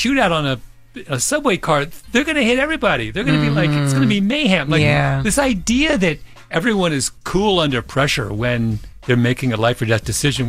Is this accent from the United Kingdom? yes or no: no; Canada; now in United States; I grew up in Canada and where there's no guns. I didn't see a gun.